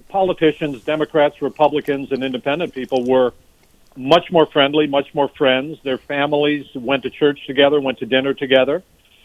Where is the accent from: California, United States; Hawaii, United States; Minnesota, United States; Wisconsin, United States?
Minnesota, United States; as a Minnesotan